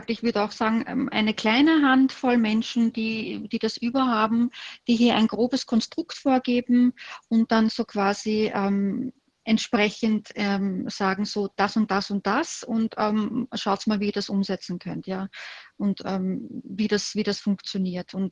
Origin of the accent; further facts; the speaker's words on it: Austria; Und bei uns in Österreich, äh, wo wir ein wahnsinnig hohes Sicherheitsbedürfnis haben.